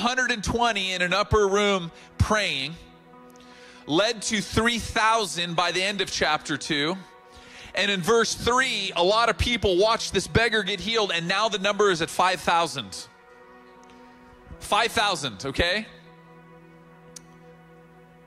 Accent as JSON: {"language": "English", "town": "Oceanside", "region": "California", "country": "United States", "tie": "born or raised there", "said": "I grew up in Oceanside."}